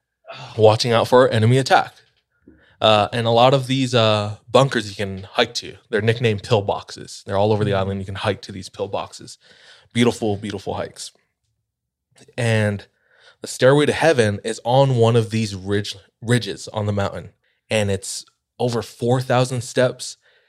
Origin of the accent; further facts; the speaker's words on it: Hawaii, United States; So I'm just hyping up my hometown.